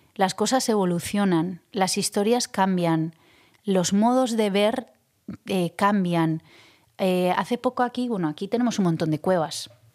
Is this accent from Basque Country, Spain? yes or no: yes; Zestoa, Basque Country, Spain; mi infancia en Cestoa